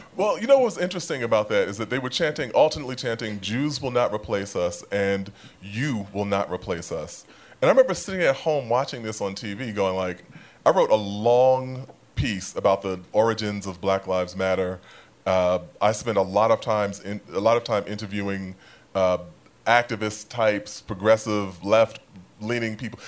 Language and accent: English; New York City, New York, United States; I am from South Jamaica